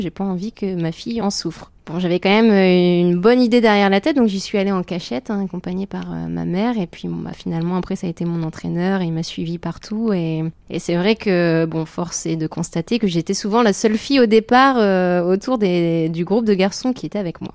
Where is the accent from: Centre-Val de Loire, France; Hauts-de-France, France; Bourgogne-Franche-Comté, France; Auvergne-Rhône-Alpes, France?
Hauts-de-France, France; Ch'ti; c'était dans le nord, donc moi je suis une ch'ti, il y avait toute ma famille